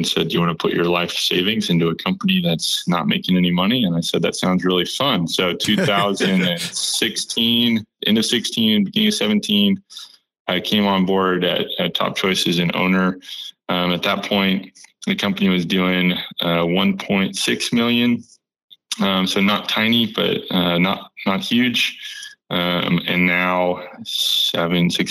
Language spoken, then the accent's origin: English; Austin, Texas, United States; I'm born and raised in Austin, Texas